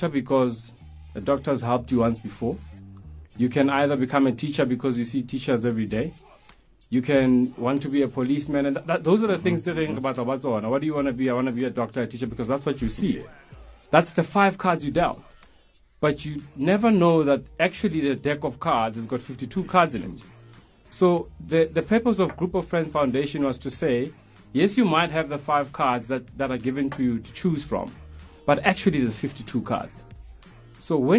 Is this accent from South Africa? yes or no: yes; Soweto, Gauteng, South Africa; born and raised in Soweto